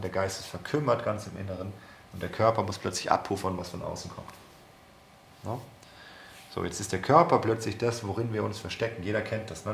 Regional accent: Germany; wir als Deutsche

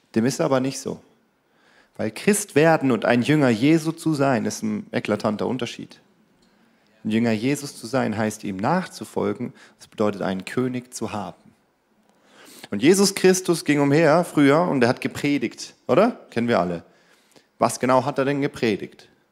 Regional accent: Germany; wir Deutschen

